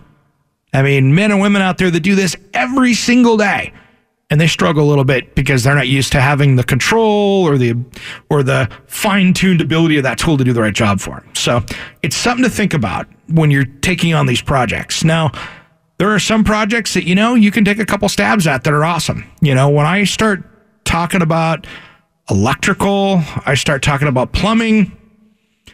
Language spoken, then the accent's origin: English; Washington, United States; now in Oregon, United States; growing up in Washington